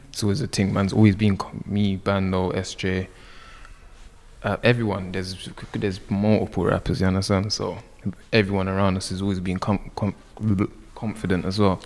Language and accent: English; London, United Kingdom; this is where I was raised.